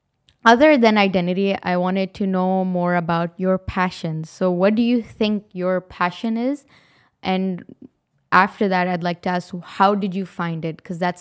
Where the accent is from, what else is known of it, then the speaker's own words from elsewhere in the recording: Pakistan; if I go to Pakistan, yes, I'm a Pakistani, but am I like the other Pakistanis? I don't really feel like I am.